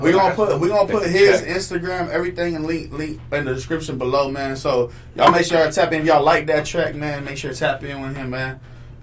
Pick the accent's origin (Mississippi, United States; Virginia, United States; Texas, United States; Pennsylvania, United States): Texas, United States; I'm from Texas.